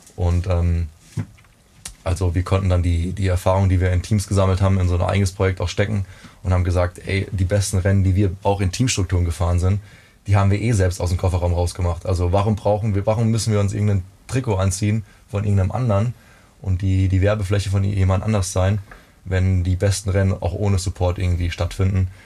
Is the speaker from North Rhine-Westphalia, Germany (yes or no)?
no; Rhineland-Palatinate, Germany; ich bin aufgewachsen in der Pfalz